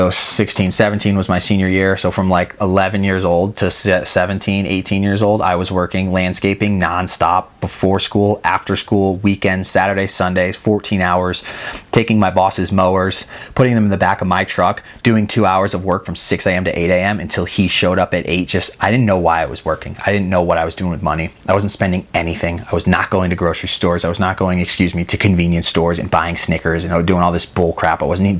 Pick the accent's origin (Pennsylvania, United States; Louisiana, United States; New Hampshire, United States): New Hampshire, United States; Backstory, I grew up in New Hampshire and know the struggle back there for good snow and money to buy a pass.